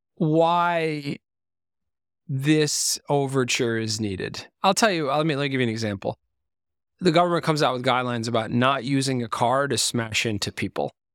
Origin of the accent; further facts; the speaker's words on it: Lebanon; moved away; I was born in Lebanon